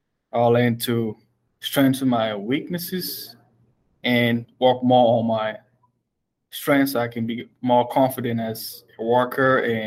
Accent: Cameroon; moved away; I'm from Cameroon, 16,000 miles away from home to follow up my studies.

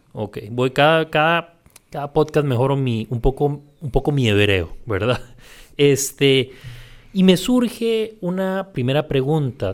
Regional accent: Puntarenas, Costa Rica; now in San José, Costa Rica; yo que soy de Punta Arenas, pese a que soy del puerto

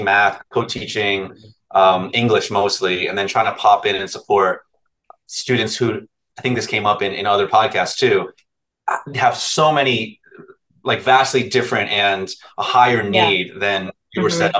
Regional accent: New Jersey, United States; also born or lived in New York; I grew up in North Jersey

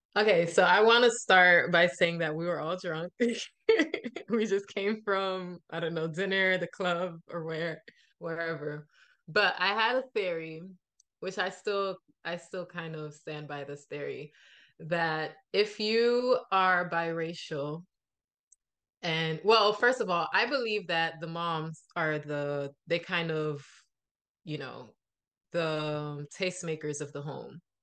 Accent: Miami, Florida, United States; I was born in Miami, but my parents are Haitian

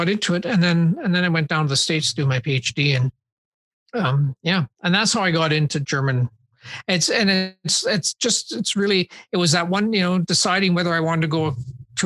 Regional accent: Saskatoon, Saskatchewan, Canada; I grew up in Saskatoon

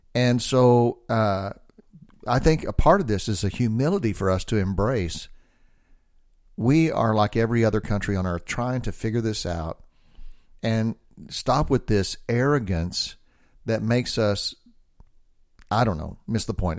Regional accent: United States; I'm an American

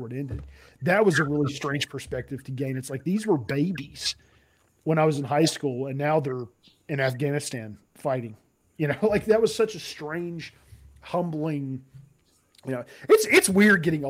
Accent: Nashville, Tennessee, United States; moved away; I'm originally from Nashville

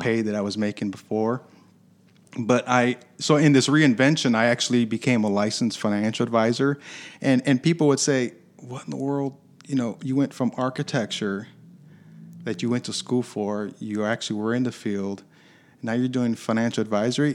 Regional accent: Michigan, United States; also born or lived in Chicago, Illinois; I was born in Chicago, but was raised in Michigan

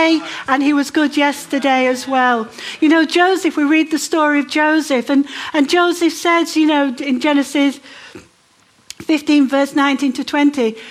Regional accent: Manchester, North West England, United Kingdom; moved away as an adult; also born or lived in Democratic Republic of the Congo; But I grew up in Manchester.

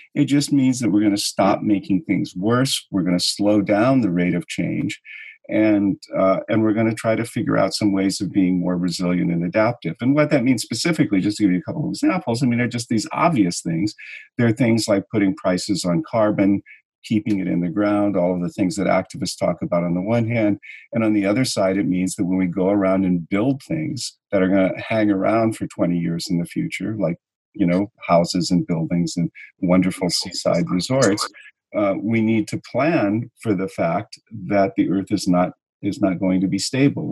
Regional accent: California, United States; now in New York, United States; I grew up in California at a time when California was pretty paradisical

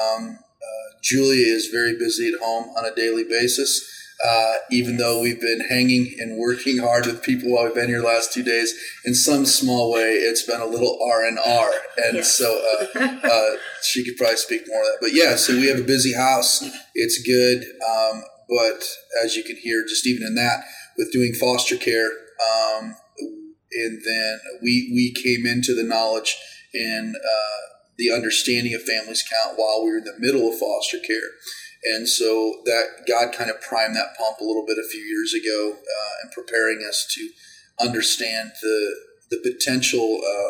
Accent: Iowa, United States; I grew up in Iowa.

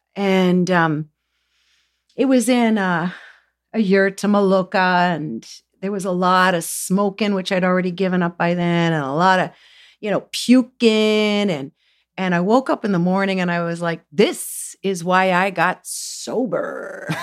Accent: Southern Ontario, Canada; I came from Southern Ontario, everybody smoked. We grew tobacco

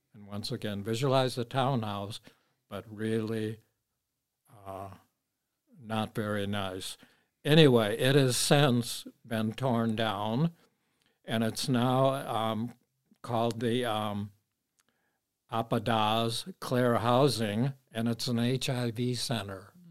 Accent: Minneapolis, Minnesota, United States; Bryan Square, which was a little park on thirty-first and Bryant, where I spent a good share of my growing up days

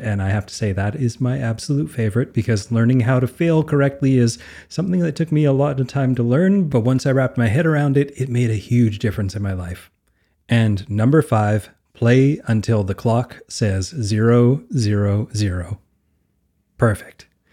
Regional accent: Canada; I'm Canadian, so I played a lot of hockey

